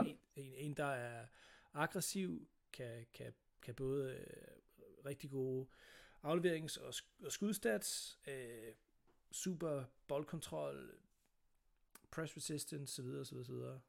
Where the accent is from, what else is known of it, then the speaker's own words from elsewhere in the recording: Sønderborg, Southern Denmark, Denmark; jeg er født på Sønderborg, øh, hospital